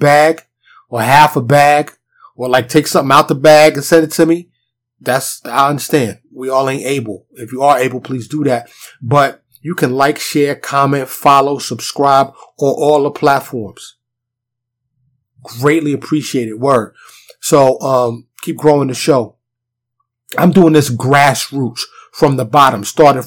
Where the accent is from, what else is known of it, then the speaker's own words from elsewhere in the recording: New York, United States; now in Dallas, United States; I grew up in New York